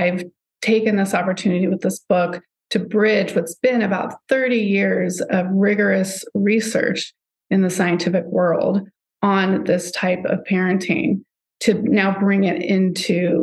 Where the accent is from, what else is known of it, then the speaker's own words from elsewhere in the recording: Southern California, United States; I grew up in Southern California